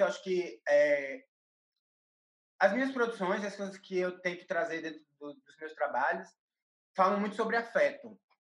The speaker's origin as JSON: {"language": "Portuguese", "town": "Recife", "region": "Pernambuco", "country": "Brazil", "moved": "yes", "lives_now": "São Paulo, Brazil", "said": "eu sou de Recife, moro em São Paulo"}